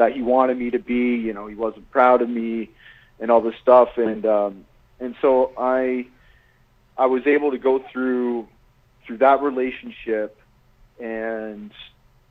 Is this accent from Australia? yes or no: no; Walkerton, Ontario, Canada; the deck of our house in Walkerton, my hometown